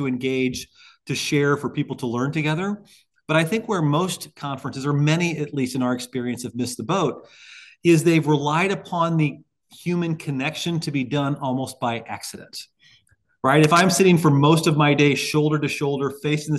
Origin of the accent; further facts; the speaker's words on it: Highland, Illinois, United States; I was still practicing in my hometown of Highland, Illinois at the time.